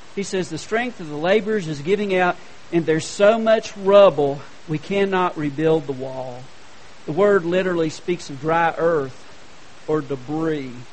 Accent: Hendersonville, North Carolina, United States; I was from Hendersonville, North Carolina.

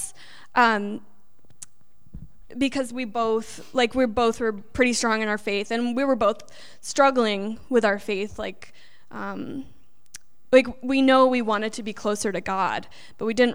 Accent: New York, United States; I'm originally from New York

